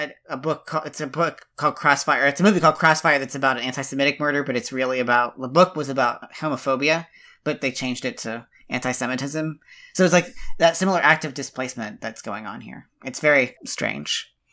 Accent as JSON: {"language": "English", "region": "West Virginia", "country": "United States", "said": "I'm not from the South, but s, really, I'm from West Virginia"}